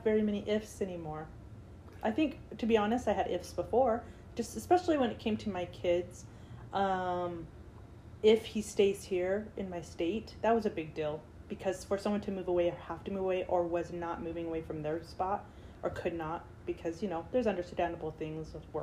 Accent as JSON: {"language": "English", "town": "San Francisco", "region": "California", "country": "United States", "moved": "yes", "said": "I'm originally from San Francisco"}